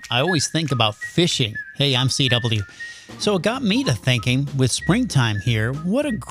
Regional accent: northern Wisconsin, United States; also born or lived in Indianapolis, Indiana; now in Johnson County, Indiana, United States; even though I was born in Indianapolis, I was raised in northern Wisconsin. And up there, there are an abundance of different lakes for you to choose from to go fishing.

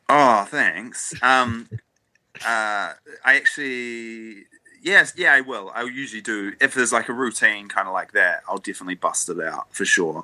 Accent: New Zealand; as a New Zealander

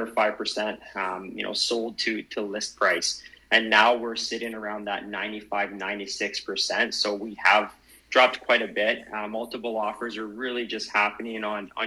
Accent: Vancouver Island, British Columbia, Canada; we have a very interesting market here on Vancouver Island. I was born and raised here

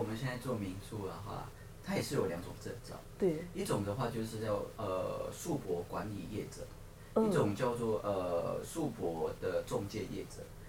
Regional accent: Baihe, Tainan, Taiwan; moved away as an adult; now in Tokyo, Japan; 可能比较乡村，就是乡下，因为我们在台南的白河，

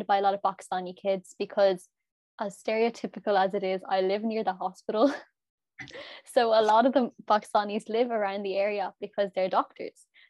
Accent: Limerick, Munster, Ireland; we're from Limerick

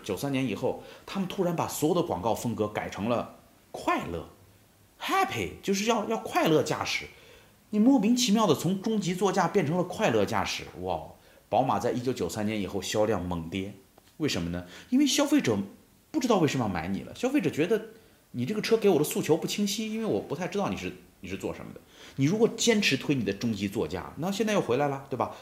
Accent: China; 我们中国人

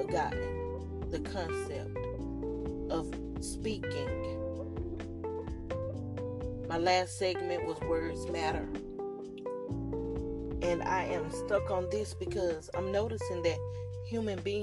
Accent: the South, United States; I'm from the South, and I tend to say, how do you do? And I may even say, how you? Just the Southern thing that we have here.

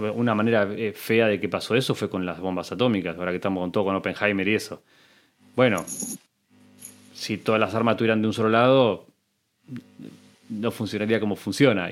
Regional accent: Argentina; te lo digo como argentino

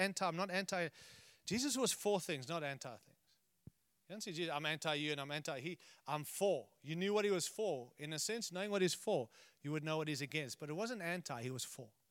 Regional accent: United States; I'm American

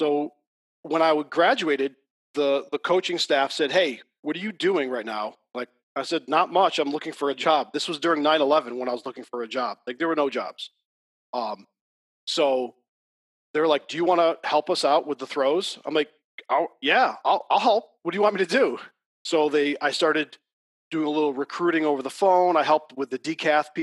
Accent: Adams, Massachusetts, United States; moved away as an adult; now in Sullivan County, United States; I grew up in Massachusetts

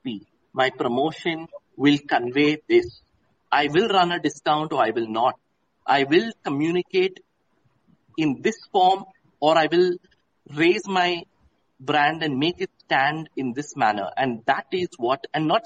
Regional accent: Mumbai, Maharashtra, India; moved away as an adult; also born or lived in Jaipur / Bhopal / Kolkata / Chennai; I am from Mumbai, been born and brought up there

